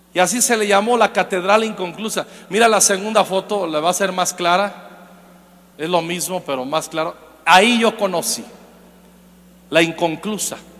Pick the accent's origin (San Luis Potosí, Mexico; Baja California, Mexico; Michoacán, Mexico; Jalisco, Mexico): Michoacán, Mexico; Zacapu; Yo soy de Michoacán. Y de donde yo nací, en Zacapo, un, pueblo